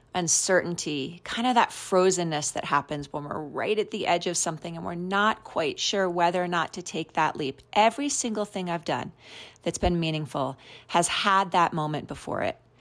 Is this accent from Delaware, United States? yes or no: no; New York City, New York, United States; now in Colorado, United States; I grew up in New York City, and there is a part of me that's, like, wants a New Yorker, always a New Yorker